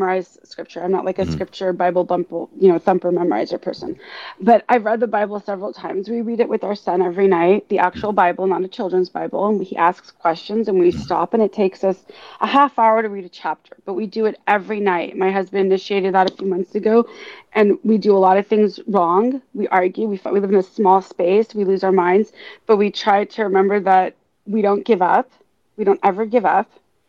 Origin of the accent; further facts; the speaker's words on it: Los Angeles, California, United States; first language Hebrew; English is a second language; moved away; growing up in the San Fernando Valley in Woodland Hills, being a Jew